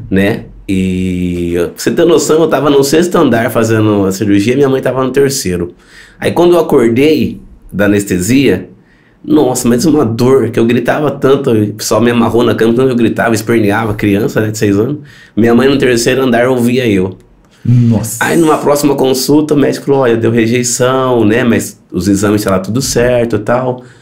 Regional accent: Maranhão, Brazil; now in Paulínia, Brazil; tenho 33 anos, é, como o Lucas disse, eu vim do Maranhão, né? A gente veio pra Paulínia em busca de tratamento para meus olhos e para os olhos do meu irmão

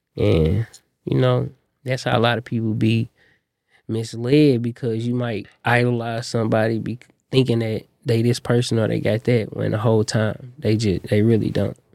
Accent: Indianapolis, Indiana, United States; I'm an artist from Indianapolis

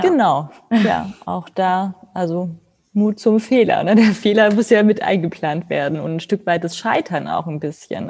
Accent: Germany

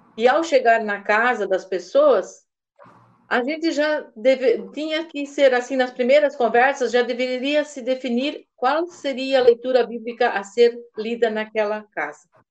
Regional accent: Massaranduba, Santa Catarina, Brazil; Eu sou do município de Mastaranduba

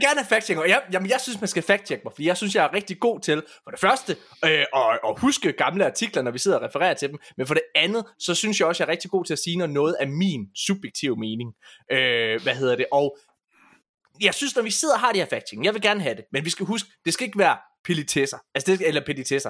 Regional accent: Ølgod, Southern Denmark, Denmark; det er der, hvor jeg kommer fra.

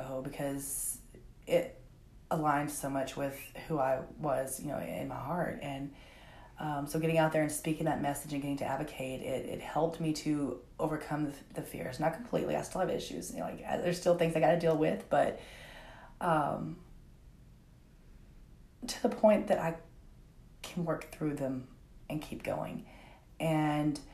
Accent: Conway, Arkansas, United States; also born or lived in Greenbrier, Arkansas; I was born and raised here in Conway. I did move to Greenbrier

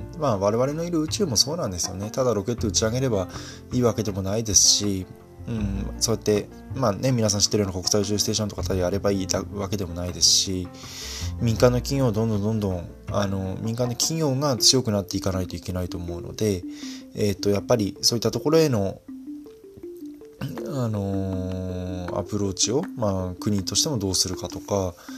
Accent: Fukui, Japan; 私はあの福井出身なんでね

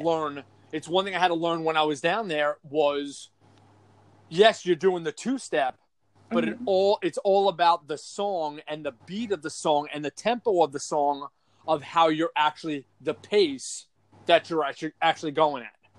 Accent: New York, United States; also born or lived in San Antonio, Texas; I'm from New York

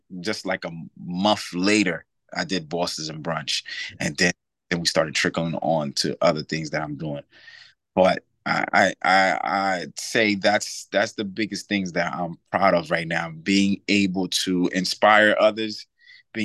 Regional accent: New York, United States; now in Reading, United States; I'm from New York. You know, I wanted to be back home in New York

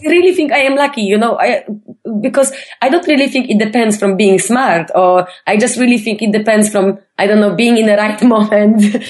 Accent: Poland; I'm from Poland

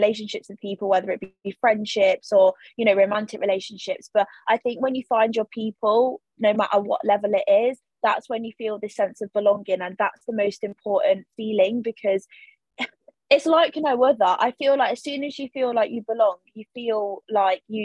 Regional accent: United Kingdom; the country that I'm born in, or, you know, the place where I was born

